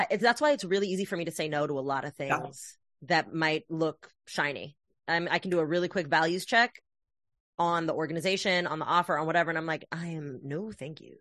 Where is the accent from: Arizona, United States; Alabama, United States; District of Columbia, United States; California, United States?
California, United States; Oakland; moved away; also born or lived in New York; I was raised in the Bay Area